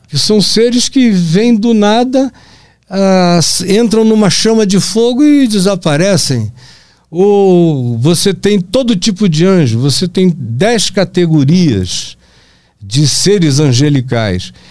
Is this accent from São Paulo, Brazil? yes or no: no; Pará, Brazil; moved away; also born or lived in Manaus, Amazonas; na minha terra, lá no Pará